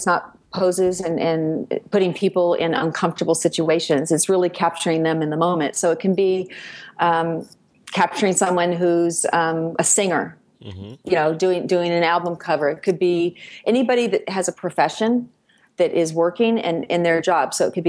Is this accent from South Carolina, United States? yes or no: no; Livermore, California, United States; I grew up outside of San Francisco. I grew up in a town called Livermore.